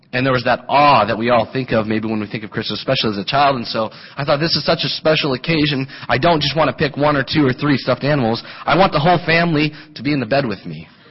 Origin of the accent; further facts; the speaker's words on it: Colorado, United States; moved away; I grew up in Colorado